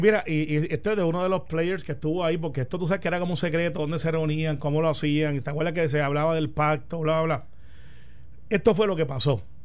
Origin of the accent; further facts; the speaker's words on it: Puerto Rico; como puertorriqueños